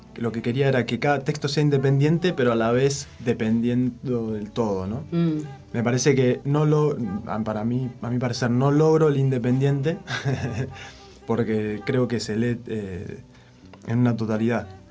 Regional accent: Alicurá, Neuquén, Argentina; de Alicurá, allá corría el río Limay

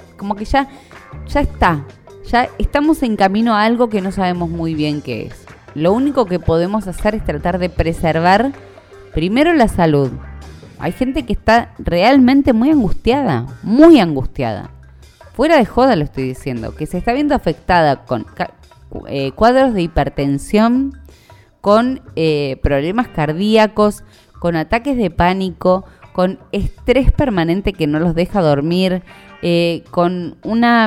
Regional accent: Argentina; como buena argentina sobreviviente de cualquier crisis económica

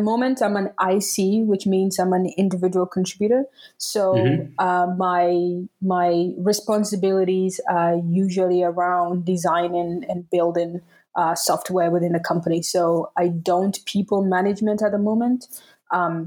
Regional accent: Tamale, Northern Region, Ghana; first language Dagbani; English is a second language; now in Berlin, Germany; I'm Ghanaian. I grew up in Tamale

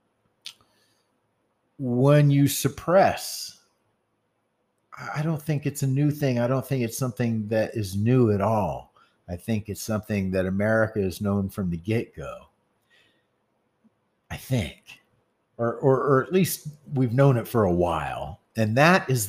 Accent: the South, United States; I come from the South

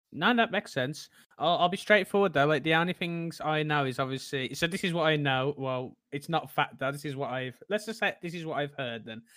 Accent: Tipton, West Midlands, United Kingdom; moved away as an adult; now in London, United Kingdom; I'm originally from Tipton, which is a small place in, well, near Birmingham, and I now live in London

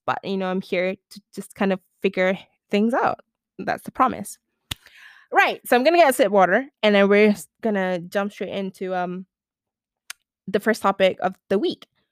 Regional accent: Malaysia; I'm from Malaysia

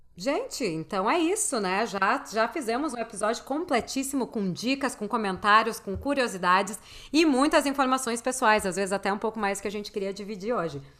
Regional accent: Porto Alegre, Rio Grande do Sul, Brazil; eu sou de Porto Alegre

